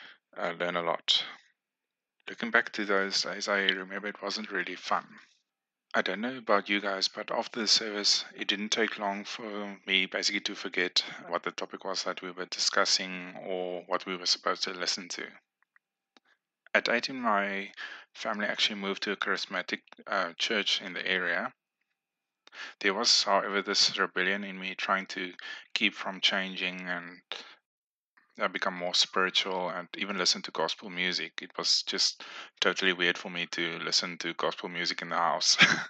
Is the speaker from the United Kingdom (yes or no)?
no; Namibia; born there; I was born in Namibia in the 1980s.